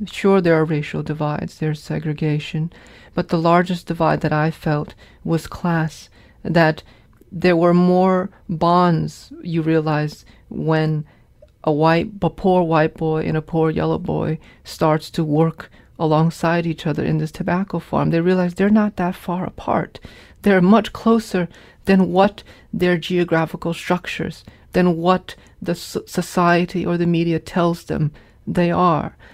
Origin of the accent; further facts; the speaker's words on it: Hartford, Connecticut, United States; also born or lived in Vietnam; growing up in New England